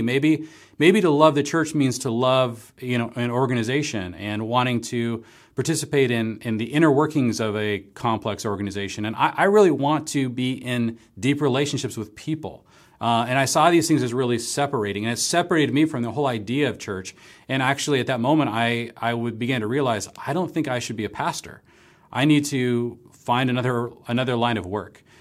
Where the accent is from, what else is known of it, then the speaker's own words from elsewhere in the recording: Seattle, Washington, United States; moved away as an adult; also born or lived in Marblehead, Massachusetts; we ended up moving from my hometown in the Seattle area to Gordon Conwell, uh, going to seminary in the Boston area